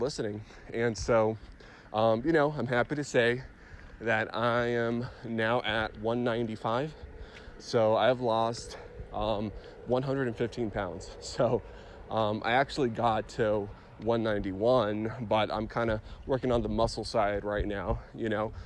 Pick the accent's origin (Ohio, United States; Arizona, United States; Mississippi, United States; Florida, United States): Arizona, United States; Phoenix; I'm from Phoenix